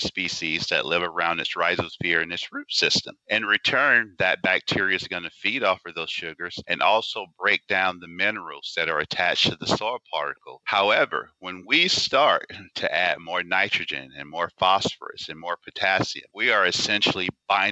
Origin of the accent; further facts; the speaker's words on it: Anniston, Alabama, United States; Growing up in the South, born and raised in Anniston, Alabama